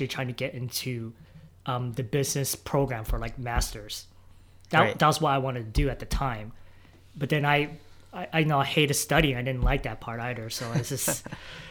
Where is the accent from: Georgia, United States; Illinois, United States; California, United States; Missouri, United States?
California, United States; Silicon Valley; moved away; I'm originally from Silicon Valley